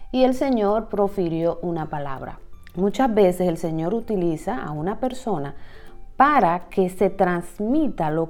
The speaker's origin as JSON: {"language": "Spanish", "country": "Dominican Republic", "said": "puede tener cierto tigueraje, como decimos en mi país, cierta astucia en la forma como maneja la información."}